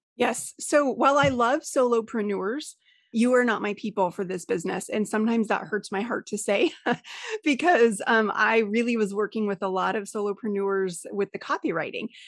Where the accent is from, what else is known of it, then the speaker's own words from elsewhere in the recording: Colorado, United States; I'm originally from Colorado.